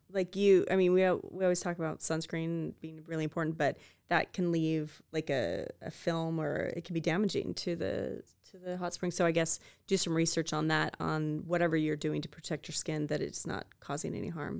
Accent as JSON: {"language": "English", "town": "Spokane", "region": "Washington", "country": "United States", "tie": "born or raised there", "moved": "yes", "lives_now": "Idaho, United States", "said": "I grew up, born and raised in Spokane and Green Acres, Washington"}